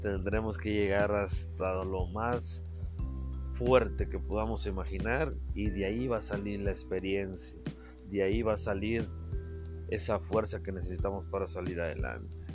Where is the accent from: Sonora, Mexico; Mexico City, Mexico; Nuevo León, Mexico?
Sonora, Mexico; Carbó; desde mi pueblo, desde mis raíces, desde Carbo Sonora